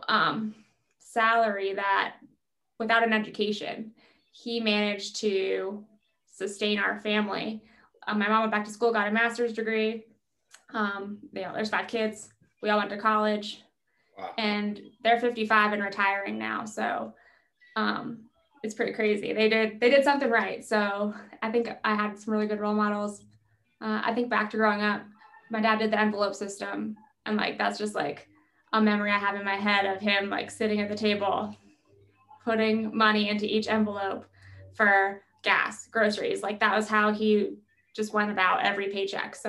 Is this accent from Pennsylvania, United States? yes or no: yes; Pennsylvania, United States; I grew up in Pennsylvania